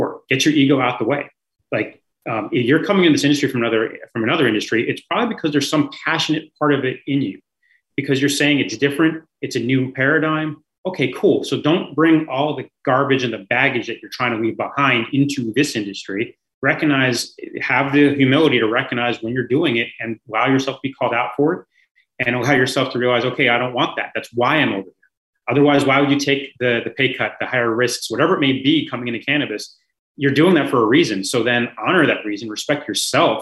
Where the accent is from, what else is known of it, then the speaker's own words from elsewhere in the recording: San Francisco, California, United States; moved away; I grew up in San Francisco by that beach